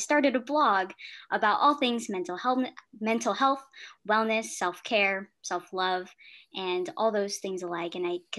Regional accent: California, United States; and I'm from California.

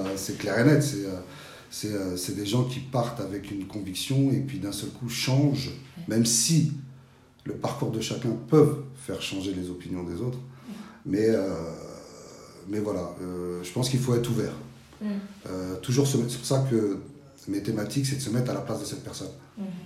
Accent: Petit-Bourg, Guadeloupe; also born or lived in France (mainland); now in France; je suis guadeloupéen. Hein. Ma mère est guadeloupéenne, je viens de Petit-Bourg. Et qu'on est venu en France

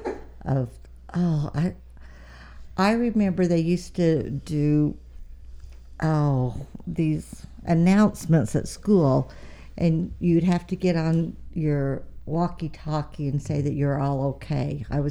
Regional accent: Grantsville, Utah, United States; We're from Grantsville

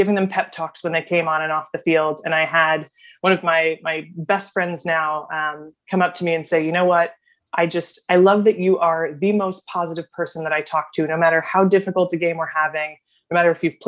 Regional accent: Dearborn, Michigan, United States; moved away as an adult; also born or lived in East Coast; I grew up in Dearborn, Michigan. I'm a Midwestern gal at heart, and I found myself on the East Coast really in my college journey

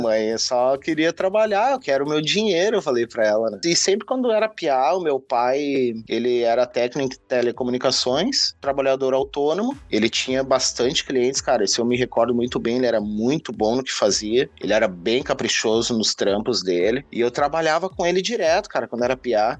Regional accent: Viamão, Rio Grande do Sul, Brazil; moved away as an adult; also born or lived in Porto Alegre; now in Australia; sou nascido em Porto Alegre, criado em Viamão, mais precisamente na Vila Santa Cecília

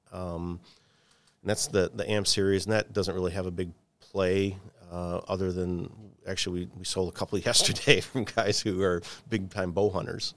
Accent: Michigan, United States; growing up in Michigan, um, and I worked for for Henry Ford Health System for a long time

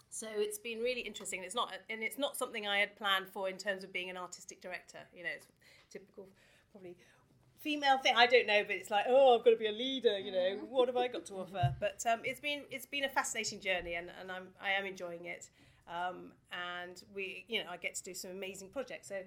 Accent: Watford, East of England, United Kingdom; I grew up, I was born here, I grew up in Watford

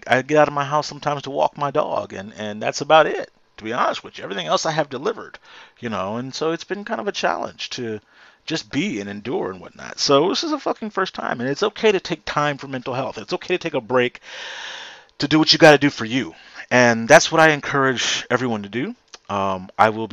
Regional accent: Houston, Texas, United States; right here in my hometown

